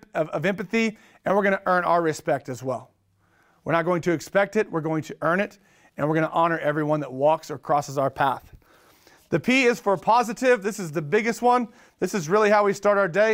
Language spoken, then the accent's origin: English; Oklahoma, United States; I'm from Oklahoma. I'm an Okie.